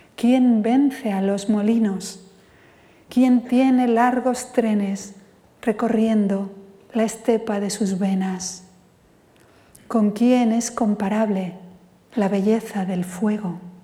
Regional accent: Spain; first language Spanish

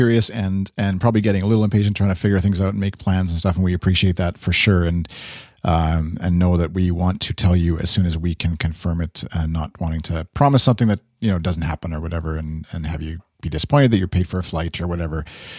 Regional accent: Canada; accent: Canadian; my little Canadian accent slipped in there

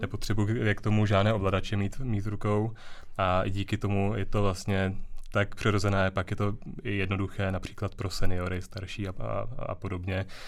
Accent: Děčín, Ústí nad Labem Region, Czechia; já jsem z Děčína

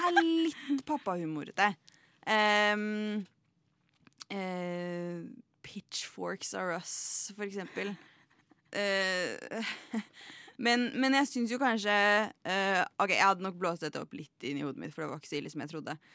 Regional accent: Oppland, Norway; jeg er opplending

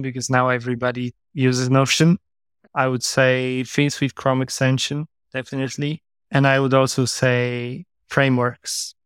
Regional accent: Warsaw, Masovian Voivodeship, Poland; moved away; also born or lived in Ireland / Portugal; Right now in my hometown in Warsaw, Poland

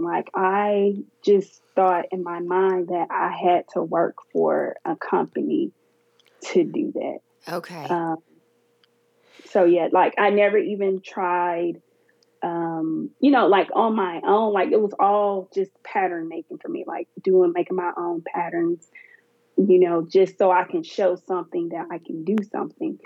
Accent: Alabama, United States; I'm from Alabama. So it was back in Alabama

